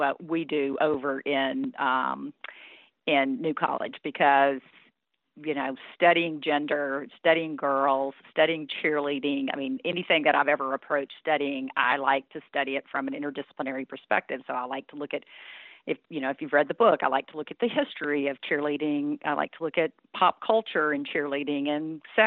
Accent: North Louisiana, United States; now in Alabama, United States; girl growing up in North Louisiana in a rural community

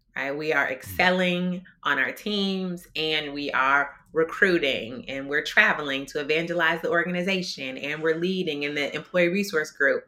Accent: Detroit, Michigan, United States; now in Minnesota, United States; I am originally from Detroit, Michigan. That's my home, born and raised.

